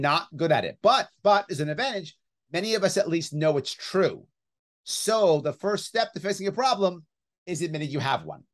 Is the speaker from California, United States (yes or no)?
no; New York City, New York, United States; I grew up right outside Yankee Stadium